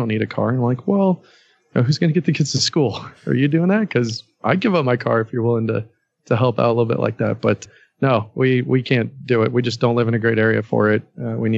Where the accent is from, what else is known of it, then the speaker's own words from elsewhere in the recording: Orange County, California, United States; moved away as an adult; also born or lived in San Diego, California; now in Las Vegas, United States; I grew up in Orange County, California, where prices are ridiculously high